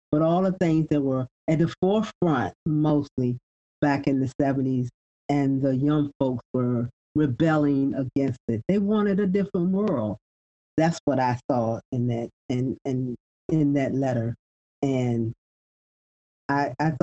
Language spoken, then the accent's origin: English; the South, United States; I was born and raised in the South